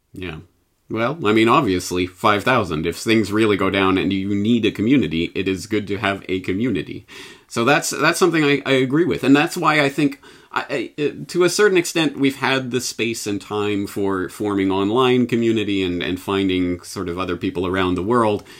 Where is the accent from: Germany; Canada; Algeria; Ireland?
Canada; now in Japan; I'm Canadian in Japan